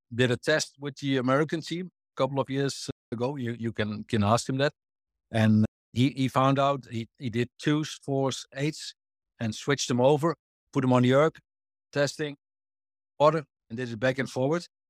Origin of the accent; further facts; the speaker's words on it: Netherlands; I'm born in the Netherlands and raised in the Netherlands